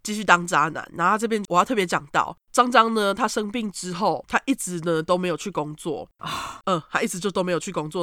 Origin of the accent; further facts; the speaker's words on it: Taiwan; 我们台湾人的